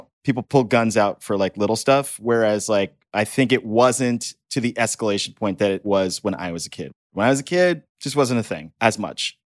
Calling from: Brooklyn, New York, United States

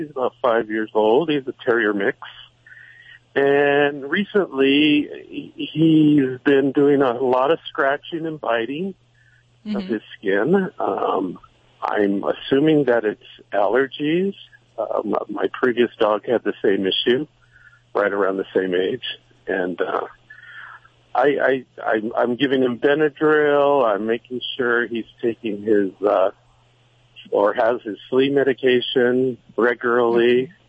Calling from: Westwood, California, United States; Well, I'm currently in Westwood.

